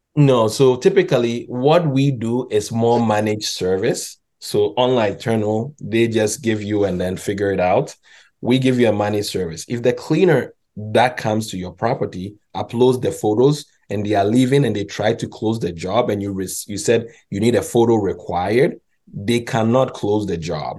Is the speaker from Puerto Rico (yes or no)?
no; Ghana; moved away; also born or lived in Montreal, Canada; I'm actually Ghanaian